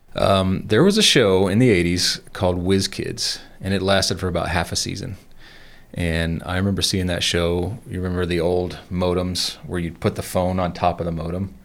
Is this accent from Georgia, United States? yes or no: yes; Atlanta, Georgia, United States; moved away as an adult; also born or lived in Savannah, Georgia; now in Colorado, United States; I grew up in Georgia. I was born in Atlanta. We moved to Savannah when I was thirteen